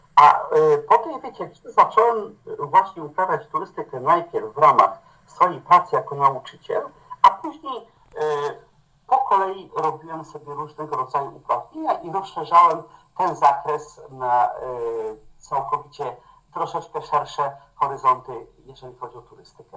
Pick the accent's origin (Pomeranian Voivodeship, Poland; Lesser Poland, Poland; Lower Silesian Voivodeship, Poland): Lower Silesian Voivodeship, Poland; moved away as an adult; now in Olkusz, Poland; ja pochodzę z Dolnego Śląska. Tam się wychowałem, spędziłem młodość